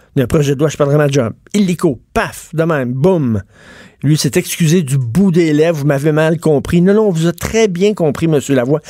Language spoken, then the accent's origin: French; Quebec, Canada; je suis québécois de souche